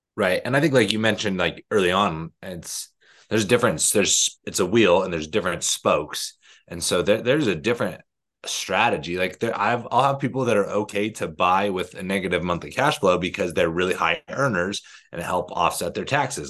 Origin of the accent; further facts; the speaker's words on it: Arizona, United States; moved away; I'm from Arizona